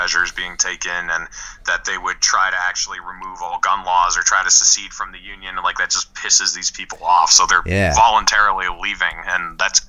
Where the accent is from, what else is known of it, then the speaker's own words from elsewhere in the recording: New Hampshire, United States; moved away as an adult; I was born and raised in New Hampshire. I moved away right before the craziness in 2020, and when I lived there, you know, like 2016, 17, 18, 19